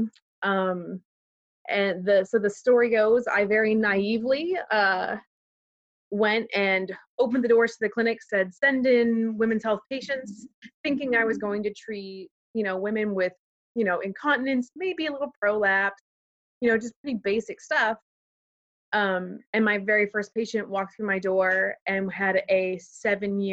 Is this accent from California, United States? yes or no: no; Pittsburgh area, Western Pennsylvania, United States; I'm originally from the Pittsburgh area of Pennsylvania, so Western Pennsylvania. I grew up on a farm in the middle of nowhere